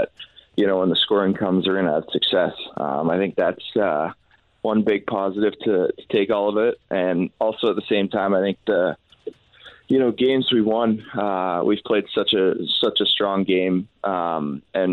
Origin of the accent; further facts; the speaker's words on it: Canada; we're Canadian